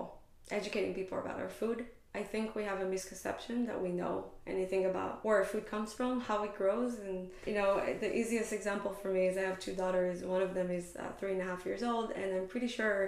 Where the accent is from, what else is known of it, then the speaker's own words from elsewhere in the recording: Israel; moved away as an adult; now in Bay Area, United States; growing up in Israel